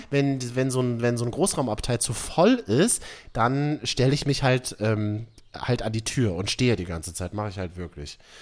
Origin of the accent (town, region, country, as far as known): Berlin, Germany; born or raised there